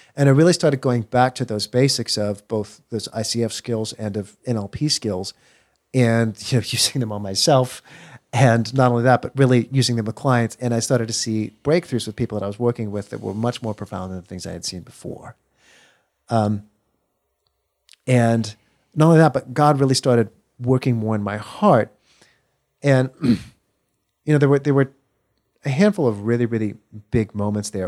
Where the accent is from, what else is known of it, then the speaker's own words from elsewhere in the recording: Texas, United States; moved away as an adult; I grew up here in Texas